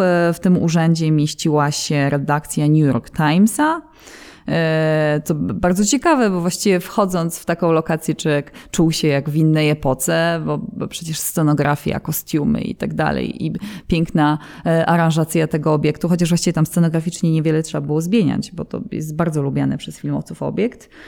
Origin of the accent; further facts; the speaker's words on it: Katowice, Silesian Voivodeship, Poland; mając siedzibę w Katowicach i pomimo tego, że jesteśmy stąd, mieszkamy tutaj